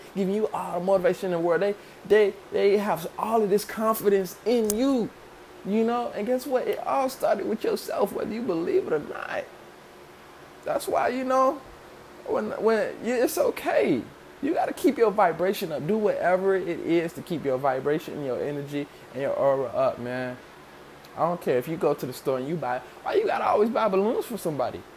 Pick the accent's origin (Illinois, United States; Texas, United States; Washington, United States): Illinois, United States; Chicago; growing up in Chicago